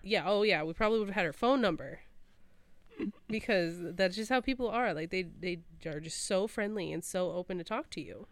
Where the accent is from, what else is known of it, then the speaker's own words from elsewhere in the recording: Clarkston, Michigan, United States; moved away as an adult; now in Arizona, United States; where I grew up in Clarkston, we had one high school